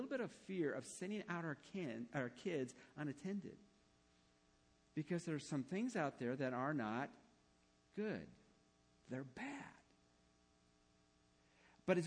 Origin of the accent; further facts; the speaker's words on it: Englewood, United States; part of the time I grew up was in Englewood